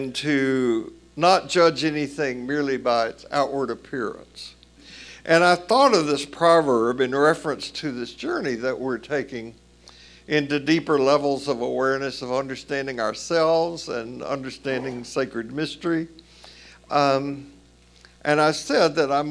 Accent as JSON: {"language": "English", "region": "Tennessee", "country": "United States", "accent": "Tennessee", "moved": "yes", "said": "I do not have an accent, even though I'm from Tennessee, but it took me years to realize that some people didn't understand my Tennessee pronunciation"}